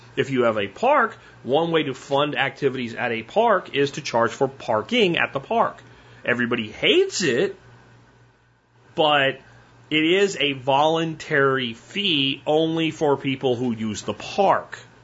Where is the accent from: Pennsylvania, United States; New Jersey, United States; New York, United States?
Pennsylvania, United States; Pottsville; growing up in Pennsylvania